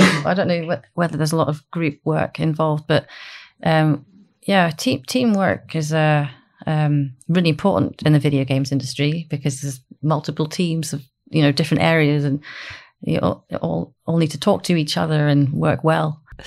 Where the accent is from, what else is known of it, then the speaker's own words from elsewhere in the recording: Aberdeen, Scotland, United Kingdom; also born or lived in Dundee; I'm from Aberdeen